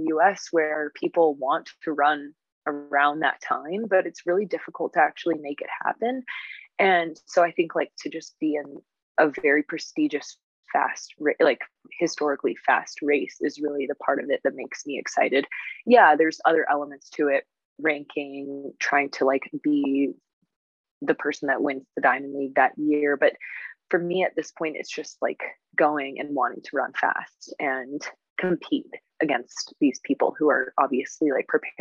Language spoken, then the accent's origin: English; United States; as an American